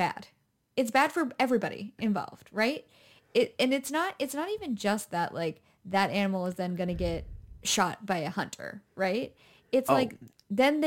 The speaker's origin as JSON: {"language": "English", "region": "New Hampshire", "country": "United States", "tie": "born or raised there", "said": "I grew up in New Hampshire"}